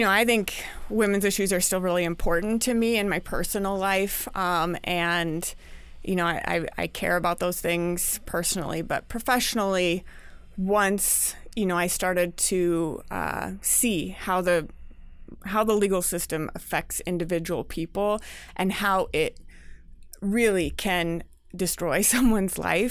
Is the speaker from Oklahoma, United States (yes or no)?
no; California, United States; moved away; I'm from California